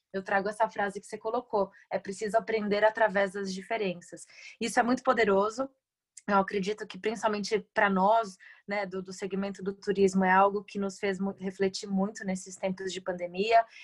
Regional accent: Brazil; nós, como brasileiros, né, embaixadores do turismo no Brasil

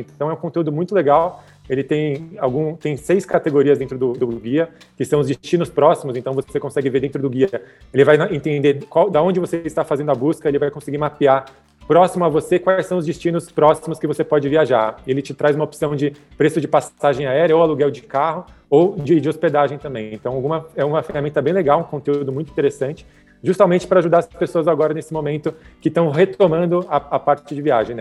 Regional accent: São Paulo, Brazil; eu nasci em São Paulo, né, sou paulista

